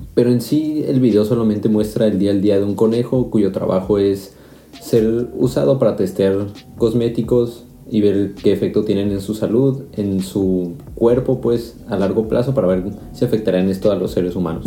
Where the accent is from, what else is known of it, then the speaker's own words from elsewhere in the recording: Mexico; moved away as an adult; now in Karlsruhe, Germany; soy mexicano, llevo ya casi 5 años viviendo en Alemania